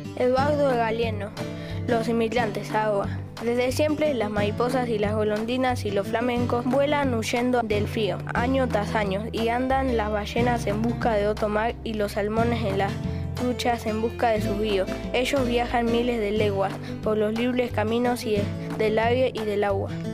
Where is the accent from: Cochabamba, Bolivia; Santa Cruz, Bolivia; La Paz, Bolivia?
La Paz, Bolivia; moved away as an adult; now in Buenos Aires, Argentina; Eso solamente se puede comer en La Paz, de donde yo vengo